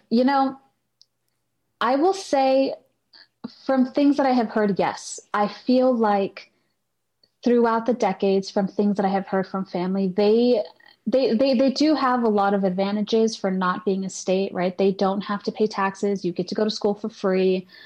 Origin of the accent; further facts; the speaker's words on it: Puerto Rico; when anyone asks normally i would just say oh i'm puerto rican mm. and once i got involved i started saying puerto rican american